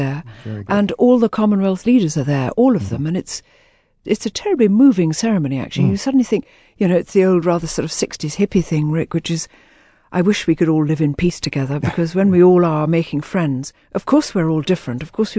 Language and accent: English; Jammu and Kashmir, India; born there; also born or lived in Hong Kong / Malaysia; I was born in Kashmir the year before India gained her independence. And from then, I travelled back, and I travelled out to Hong Kong, where I lived for a few years, and travelled back, then travelled out to Malaysia, where we lived for a bit